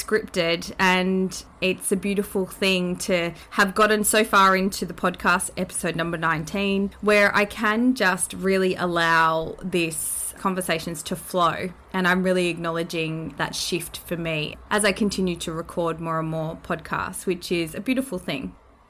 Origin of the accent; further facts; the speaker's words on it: New Zealand; And that is to my home country, Aotearoa, which is a beautiful thing.